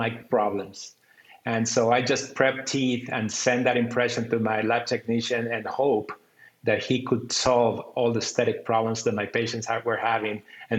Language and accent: English; Costa Rica; I'm from Costa Rica